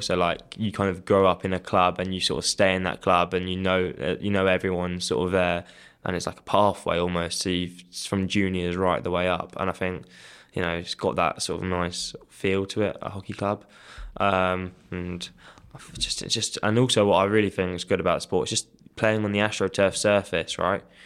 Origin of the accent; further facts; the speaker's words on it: Kent, South East England, United Kingdom; moved away; I grew up in Kent, so I played school hockey there